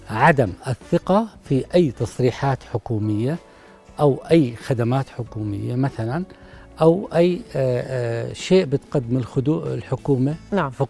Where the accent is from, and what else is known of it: Jordan